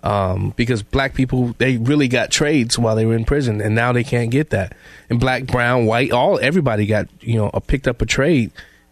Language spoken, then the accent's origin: English; Chicago, Illinois, United States; I've seen it throughout my life growing up in Chicago.